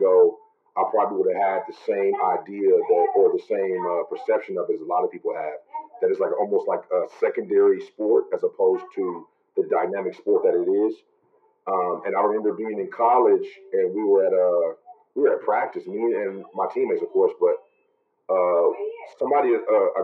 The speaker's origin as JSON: {"language": "English", "town": "Kansas City", "region": "Missouri", "country": "United States", "said": "I'm originally from Kansas City, Missouri."}